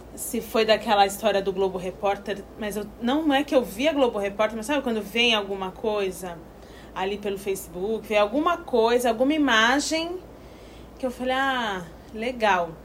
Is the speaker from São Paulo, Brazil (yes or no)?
yes; Santos, São Paulo, Brazil; moved away as an adult; now in Piracanga, Brazil; sou de Santos, litoral de São Paulo